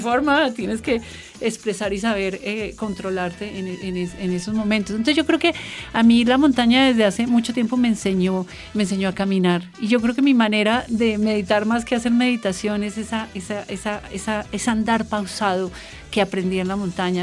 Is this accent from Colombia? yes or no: yes; Bogotá, Colombia; yo soy bogotana y hablo diferente